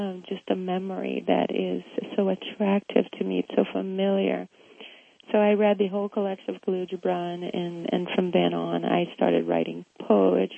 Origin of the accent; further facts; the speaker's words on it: Rio de Janeiro, Brazil; moved away; me growing up in Brazil